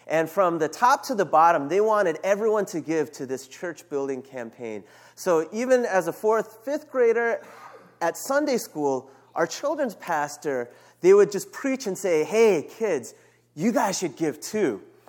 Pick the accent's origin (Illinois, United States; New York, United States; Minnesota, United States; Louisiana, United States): New York, United States; New York City; I moved around a lot, but I call New York City my home. I grew up in Brooklyn and Queens. I lived there from about fourth grade until high school.